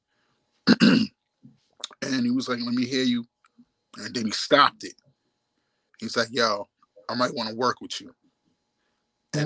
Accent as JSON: {"language": "English", "town": "New York City", "region": "New York", "country": "United States", "also_born_or_lived": "Brooklyn, New York / South Bronx, New York", "said": "I'm from Staten Island, New York City, and downtown Brooklyn, and I had a part in South Bronx, but Staten Island is my root"}